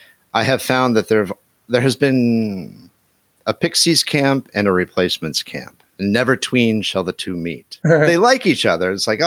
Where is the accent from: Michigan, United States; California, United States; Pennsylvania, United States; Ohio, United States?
Ohio, United States; I grew up in Ohio